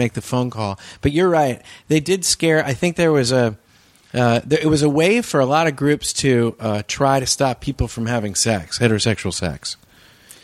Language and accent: English; California, United States; I grew up in California